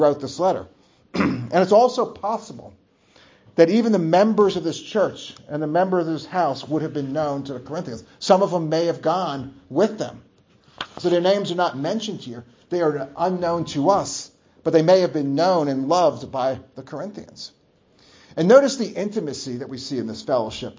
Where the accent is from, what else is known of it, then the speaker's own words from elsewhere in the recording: New Jersey, United States; moved away; growing up in New Jersey